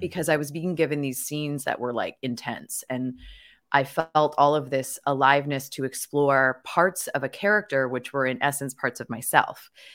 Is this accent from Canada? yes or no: yes; Victoria, British Columbia, Canada; I was born and raised in Victoria, B C, Canada